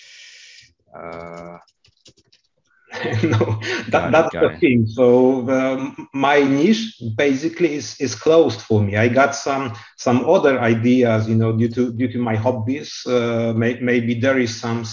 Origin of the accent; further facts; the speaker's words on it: Rybnik, Silesian Voivodeship, Poland; from Poland, from Rybnik